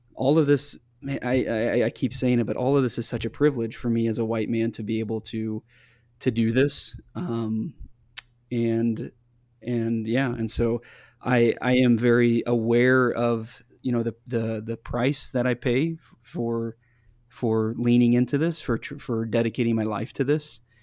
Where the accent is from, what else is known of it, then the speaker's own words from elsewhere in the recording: Midwest, United States; growing up in the Midwest